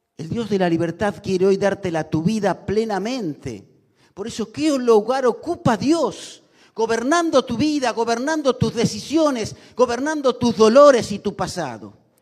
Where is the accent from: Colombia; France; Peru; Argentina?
Argentina; como argentinos